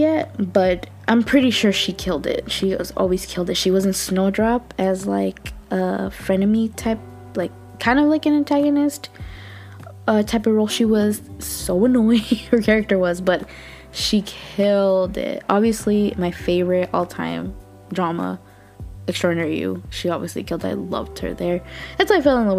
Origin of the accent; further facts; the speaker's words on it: California, United States; I'm from California